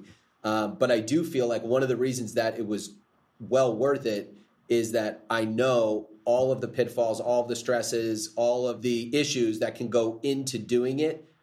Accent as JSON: {"language": "English", "region": "New Jersey", "country": "United States", "tie": "born or raised there", "moved": "yes", "lives_now": "Tennessee, United States", "said": "I grew up in New Jersey, the New Jersey, New York area."}